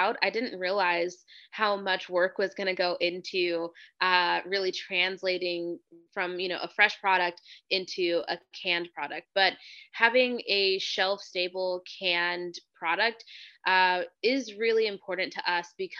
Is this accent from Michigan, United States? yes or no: no; Hanford, California, United States; I grew up in Central California in a town called Hanford.